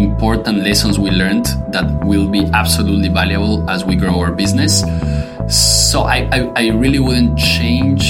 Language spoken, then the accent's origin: English; Quito, Pichincha, Ecuador; moved away as an adult; also born or lived in Belgium / South Carolina, United States; now in Boston, United States; I was born and raised in Quito, Ecuador, pretty much all my life there till I was 17 years old